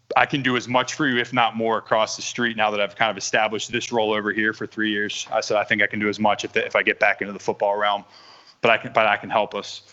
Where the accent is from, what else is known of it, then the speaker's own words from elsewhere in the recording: Delaware County, Pennsylvania, United States; We're both from Delco.